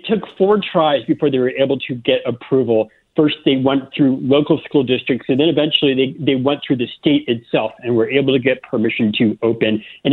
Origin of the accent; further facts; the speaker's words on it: Florida, United States; moved away as an adult; also born or lived in South Carolina; I grew up in Florida and started my career in South Carolina